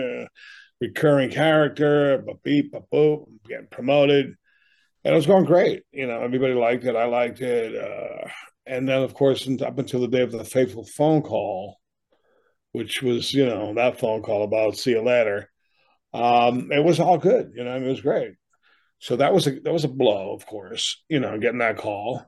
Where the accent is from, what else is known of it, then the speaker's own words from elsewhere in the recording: Boston, Massachusetts, United States; now in Amherst, New Hampshire, United States; I grew up in Boston as a younger person